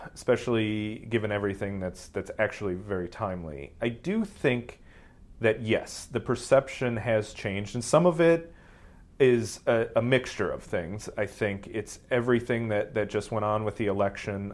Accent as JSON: {"language": "English", "region": "Ohio", "country": "United States", "tie": "born or raised there", "also_born_or_lived": "London", "moved": "as an adult", "lives_now": "Silicon Valley, United States", "said": "I didn't grow up in Silicon Valley. I grew up in Ohio, very much outside of that world"}